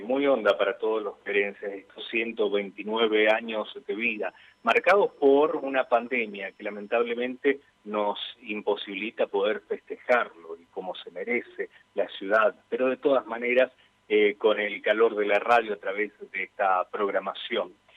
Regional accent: Vera, Santa Fe, Argentina

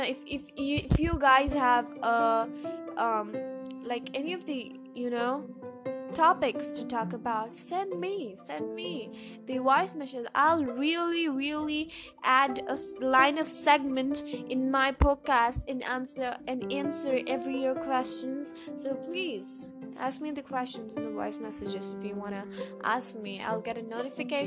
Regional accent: Karnataka, India; accent: Indian; English is a second language; my American accent is getting down to an Indian accent, because no one around here talks to me in English

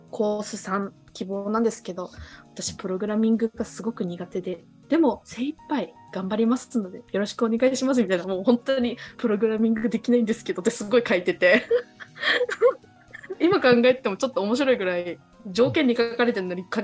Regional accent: Okinawa, Japan; 私もともとやっぱ沖縄出身で海好きなので

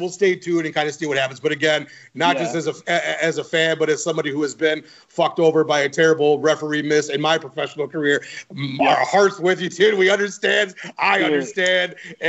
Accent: Midwest, United States

